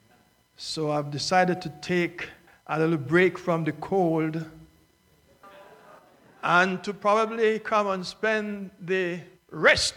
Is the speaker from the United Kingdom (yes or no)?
no; Jamaica; also born or lived in Northeast United States; now in Florida, United States; I have lived in it for more times than I've lived in my home country of Jamaica